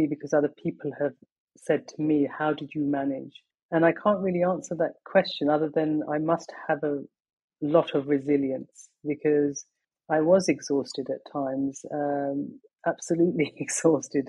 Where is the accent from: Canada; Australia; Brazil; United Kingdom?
United Kingdom; London; also born or lived in Pakistan; I was born in Pakistan and my family moved to England when I was 19 months old. So this is my home. London has been my home always.